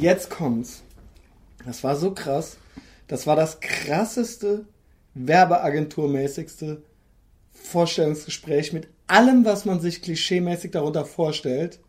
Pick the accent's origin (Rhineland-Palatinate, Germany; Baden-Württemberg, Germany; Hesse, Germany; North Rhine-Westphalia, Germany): Rhineland-Palatinate, Germany; Koblenz; now in Cologne, Germany; aus meiner alten Heimatstadt, unserer gemeinsamen alten Heimatstadt Koblenz